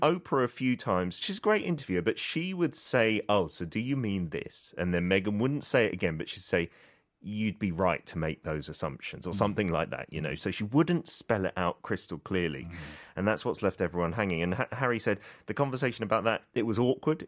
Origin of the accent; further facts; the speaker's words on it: United Kingdom; as a Brit